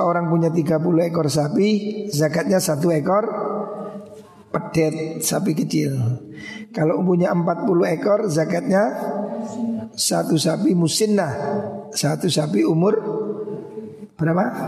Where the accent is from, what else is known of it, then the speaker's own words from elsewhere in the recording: Indonesia; Kita di Indonesia